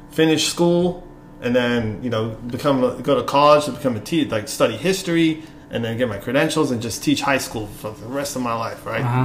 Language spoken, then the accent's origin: English; Modesto, California, United States; moved away as an adult; also born or lived in Bay Area / San Jose; now in Los Angeles, United States; I grew up in the Bay Area and was born in LA, but we moved when I was like 5 years old to Modesto.